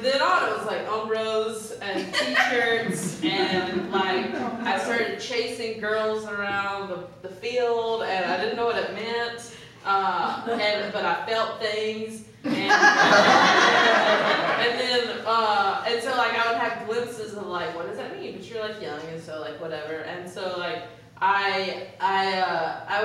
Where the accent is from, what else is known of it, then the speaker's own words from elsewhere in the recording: North Carolina, United States; I grew up in North Carolina as well